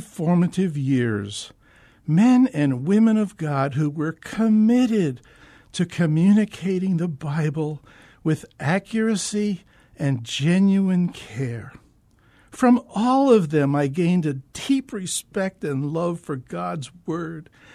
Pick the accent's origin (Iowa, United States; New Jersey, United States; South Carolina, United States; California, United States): New Jersey, United States; Northeastern; moved away as an adult; now in Phoenix, United States; I'm a transplant from the East Coast. The real East Coast, that is. You know, the Eastern Seaboard, Northeastern New Jersey, and the New York City metro area